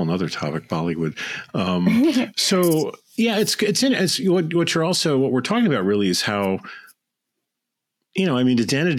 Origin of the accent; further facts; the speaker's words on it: Chicago, Illinois, United States; moved away; I come from Chicago.